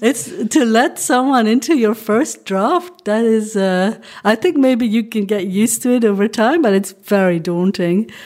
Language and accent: English; Flanders, Belgium; first language Dutch; English is a second language; also born or lived in Hong Kong; I'm from Belgium